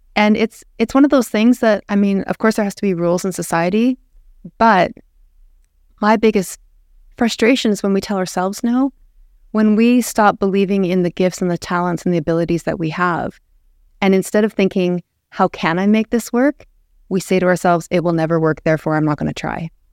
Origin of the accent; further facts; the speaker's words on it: Lethbridge, Alberta, Canada; I was raised in Lethbridge, born and raised.